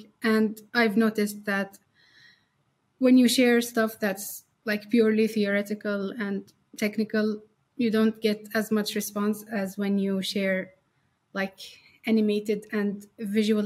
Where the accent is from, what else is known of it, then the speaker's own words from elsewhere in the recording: Syria; now in Turkey; I come from Syria. And I've been in Turkey for 10 years